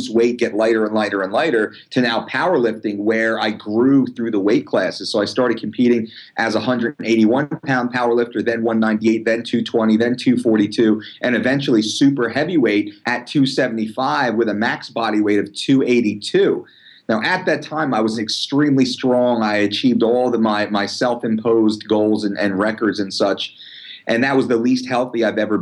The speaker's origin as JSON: {"language": "English", "town": "Belmar", "region": "New Jersey", "country": "United States", "tie": "born or raised there", "said": "my hometown of Belmar"}